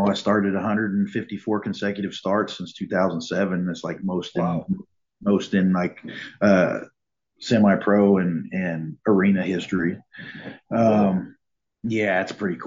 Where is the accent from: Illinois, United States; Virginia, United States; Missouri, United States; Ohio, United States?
Missouri, United States; Springfield; I grew up here in Springfield. I was born here